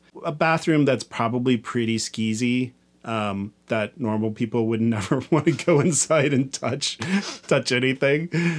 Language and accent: English; Kansas, United States; I cruised a lot where I grew up in Kansas.